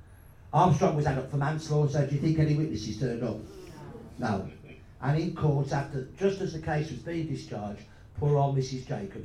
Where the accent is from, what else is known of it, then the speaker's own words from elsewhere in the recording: Midlands, United Kingdom; I was going to tell him I'm from the Midlands